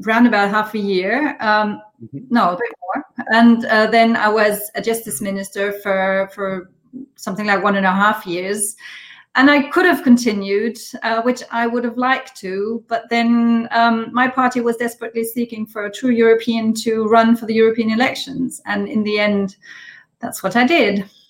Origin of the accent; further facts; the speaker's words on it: Schweich, Rhineland-Palatinate, Germany; English is a second language; also born or lived in Paris; my hometown